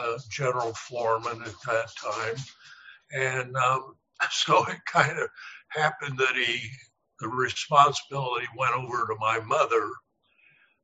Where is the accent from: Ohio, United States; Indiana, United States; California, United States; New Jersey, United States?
Indiana, United States; Anderson; now in Pellston, Michigan, United States; I grew up in Anderson, Indiana, which is a little bit east of Indianapolis, Indiana.